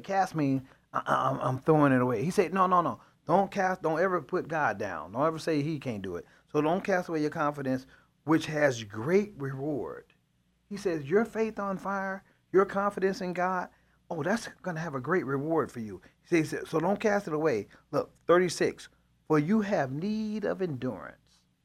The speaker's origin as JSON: {"language": "English", "town": "Chicago", "region": "Illinois", "country": "United States", "said": "I'm from Chicago"}